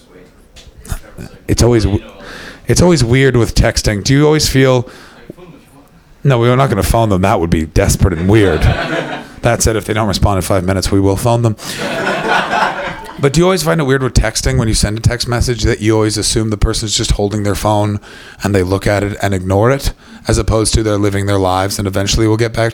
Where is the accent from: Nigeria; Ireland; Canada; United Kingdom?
Canada; I'm a Canadian posh person.